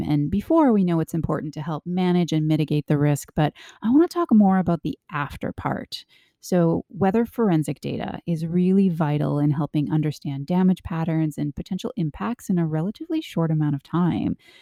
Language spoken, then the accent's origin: English; Canada; I grew up in Canada